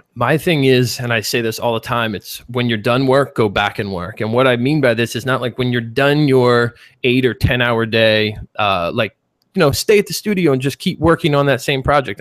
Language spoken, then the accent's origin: English; Philadelphia, Pennsylvania, United States; accent: Philly; moved away as an adult; also born or lived in Chicago; I grew up in Philly